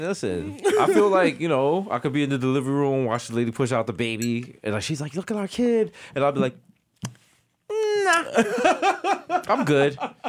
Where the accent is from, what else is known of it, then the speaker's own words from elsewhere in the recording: New York City, New York, United States; I'm from the Bronx.